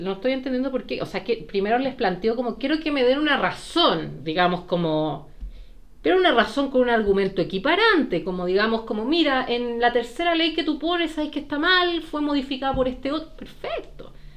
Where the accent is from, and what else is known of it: Chile